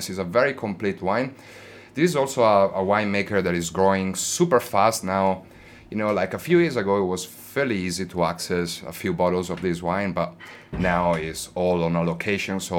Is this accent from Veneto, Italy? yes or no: yes; Verona, Veneto, Italy; moved away as an adult; also born or lived in Australia; now in Panzano, Italy; I am originally from Verona, which is another okay. uh, wine area.